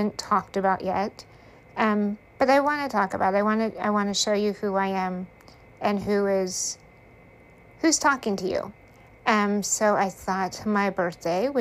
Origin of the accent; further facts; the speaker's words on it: United States; I grew up in Hickville, USA. Less than 1,000 people in the town.